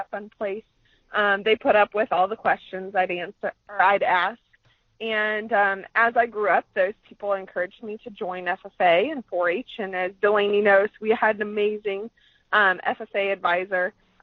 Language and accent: English; Columbus Junction, Iowa, United States; I grew up in Southeast Iowa, same hometown as you, Columbus Junction, Iowa